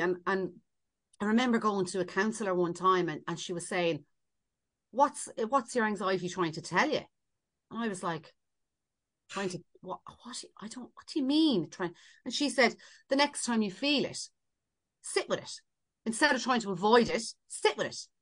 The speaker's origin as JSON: {"language": "English", "country": "Ireland", "said": "we're so Irish"}